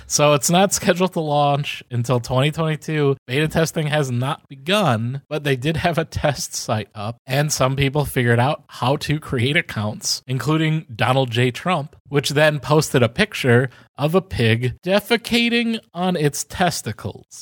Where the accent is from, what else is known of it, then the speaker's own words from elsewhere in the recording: United States; as American and a member of the country